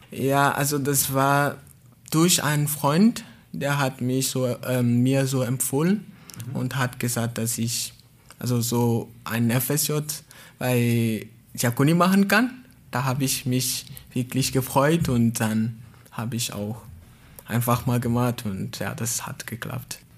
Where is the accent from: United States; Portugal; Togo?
Togo; German is a second language; moved away as an adult; now in Baden-Baden, Germany; Ich komme aus Togo